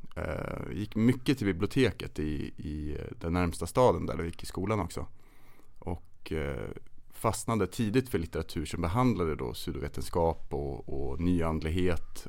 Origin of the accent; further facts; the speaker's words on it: Kolmården, Östergötland, Sweden; also born or lived in Stockholm; där jag växte upp utanför Kolmårdens urskogar, eller i Kolmårdens urskogar kan man säga